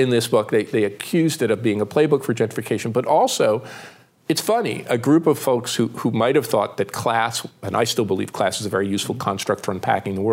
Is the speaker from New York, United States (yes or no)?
no; Pittsburgh, Pennsylvania, United States; trying to explain my hometown of Pittsburgh.